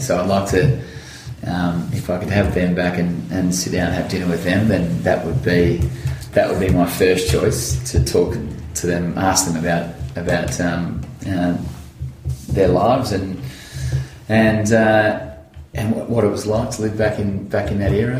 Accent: Central Victoria, Australia; I grew up in Central Victoria

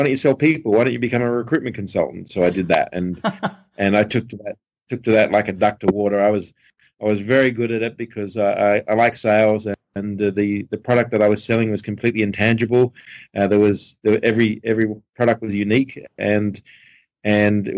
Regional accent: Sydney, New South Wales, Australia; I grew up in Sydney

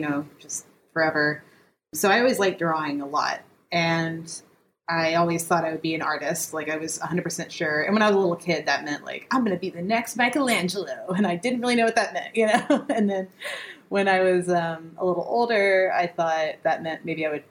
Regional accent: Memphis, Tennessee, United States; I am from Memphis, Tennessee, born and raised.

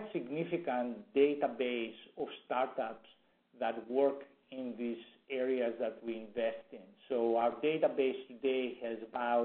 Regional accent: Greece; moved away as an adult; now in Silicon Valley, United States; Originally from Greece, came to the U.S. about 40 years ago to go to school, and ended up staying.

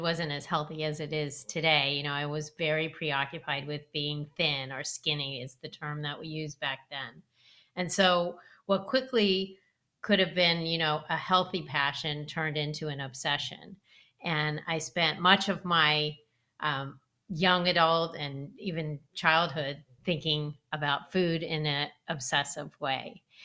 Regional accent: Los Angeles, California, United States; I grew up in Los Angeles

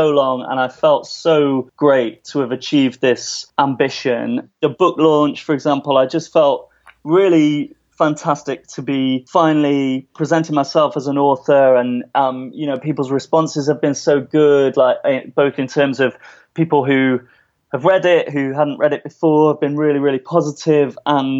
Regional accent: United Kingdom; also born or lived in New York; as a British person

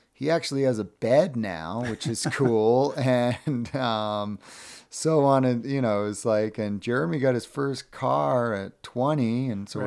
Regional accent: Cape Cod, Massachusetts, United States; growing up on Cape Cod

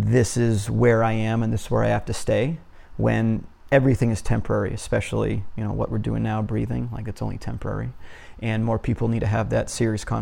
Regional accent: Massachusetts, United States; moved away as an adult; I was born in Massachusetts, whenever I used to live there

